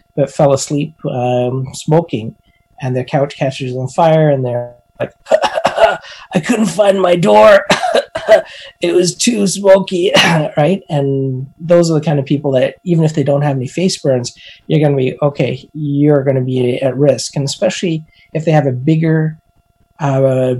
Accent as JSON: {"language": "English", "region": "Alberta", "country": "Canada", "said": "I'm from Alberta, And as an Albertan, we like to barbecue, even in the middle of winter"}